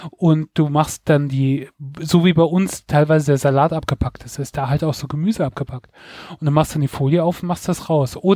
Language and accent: German; Mainz, Rhineland-Palatinate, Germany; Also ich muss dazu sagen, ich komme aus Rheinland-Pfalz, aus Mainz, aber ähm, Mainz liegt ja fast, äh, liegt ja am Rhein und auf der anderen Seite ist dann Hessen.